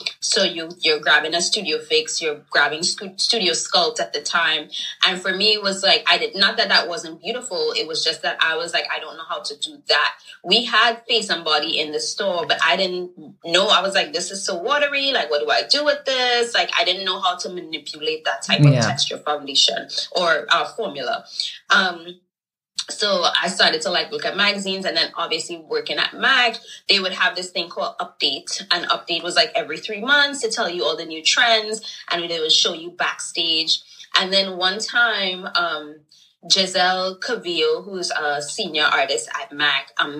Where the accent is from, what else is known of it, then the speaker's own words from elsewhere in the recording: Trinidad & Tobago; moved away as an adult; also born or lived in Brooklyn, New York; now in New York, United States; growing up in Trinidad definitely was more of like glam, rhinestones, colorful, maybe a little lipstick